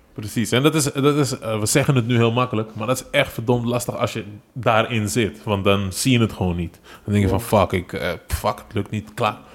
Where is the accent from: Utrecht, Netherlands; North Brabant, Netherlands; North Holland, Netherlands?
North Holland, Netherlands; Amsterdam; Dus, dus ik ben eigenlijk overal opgegroeid in Amsterdam en West.